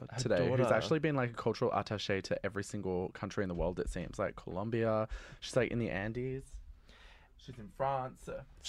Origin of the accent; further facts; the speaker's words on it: Adelaide, South Australia, Australia; I'm from Adelaide